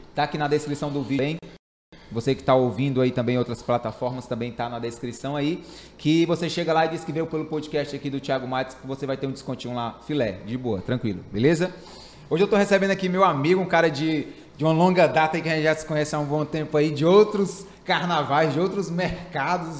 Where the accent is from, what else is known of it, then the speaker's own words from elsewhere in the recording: Fortaleza, Ceará, Brazil; eu sou de Fortaleza